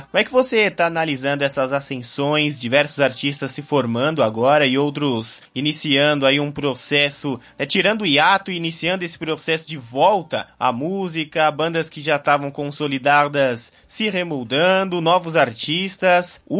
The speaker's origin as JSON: {"language": "Portuguese", "town": "Belo Horizonte", "region": "Minas Gerais", "country": "Brazil", "said": "Eu sou de Belo"}